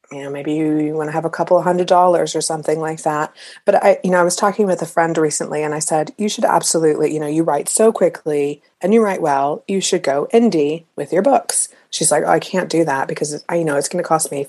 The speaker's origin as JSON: {"language": "English", "country": "United States", "said": "it was just sort of just British enough, even though I'm American"}